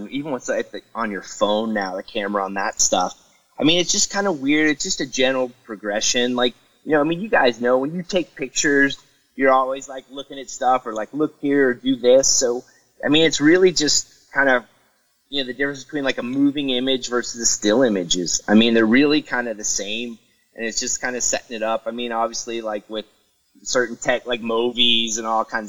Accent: Knoxville, Tennessee, United States; I grew up in Knoxville, Tennessee

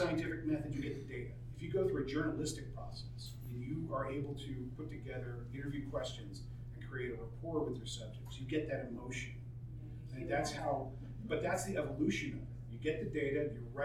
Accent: East Coast, United States; now in Arizona, United States; I'm a transplant, I'm from the East Coast.

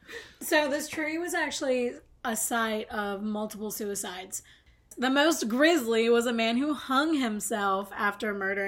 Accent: the South, United States; if you're like me and from the South

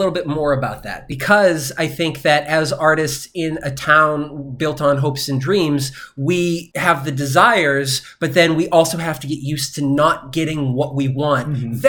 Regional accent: Boston, Massachusetts, United States; now in Los Angeles, United States; I'm from Boston, man.

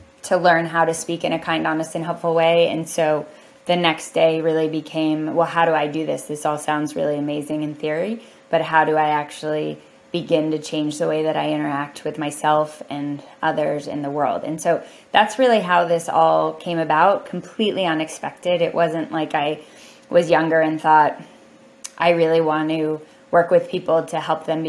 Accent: Columbus, Ohio, United States; I came from Ohio, from Columbus, Ohio.

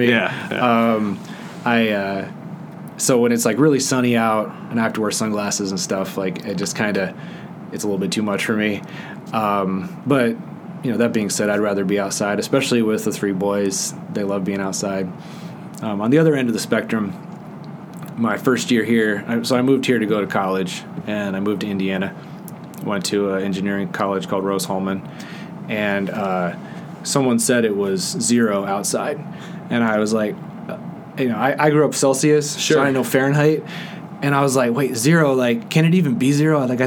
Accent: Bermuda; born there; And so I was born in Bermuda

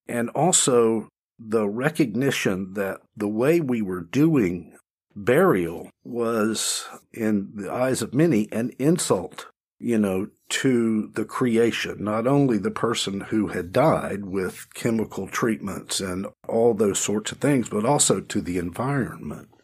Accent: Cochran, Georgia, United States; now in Greensboro, United States; in central Georgia, in a little town called Cochrane

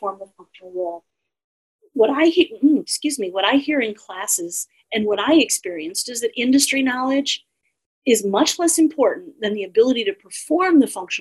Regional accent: Austin, Texas, United States; in Austin alone, my hometown

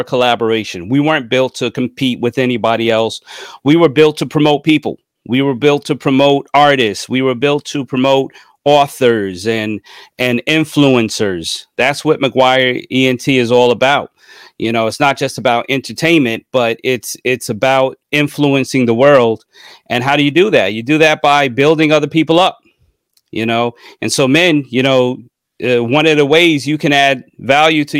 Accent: United States; I'm from New York, New Jersey

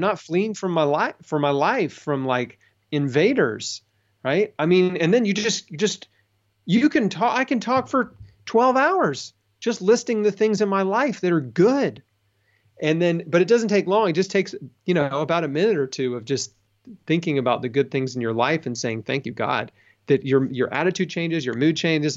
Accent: United States; I grew up in America.

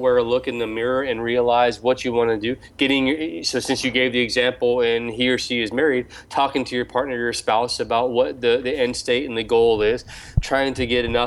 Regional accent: United States; moved away; as an American

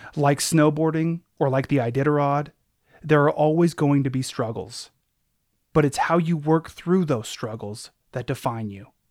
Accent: Anchorage, Alaska, United States; growing up in Anchorage, where I'm from

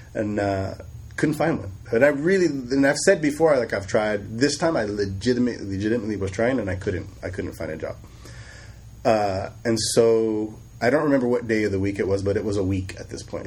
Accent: Sacramento, California, United States; also born or lived in Bay Area, California; we moved to Sacramento with my mother. Uh, and I grew up in, in Sacramento

